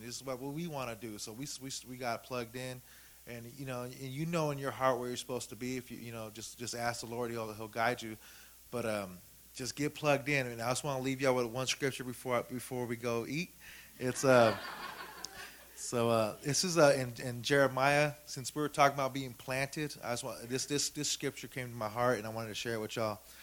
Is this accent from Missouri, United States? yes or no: no; Sacramento, California, United States; I'm from South Sac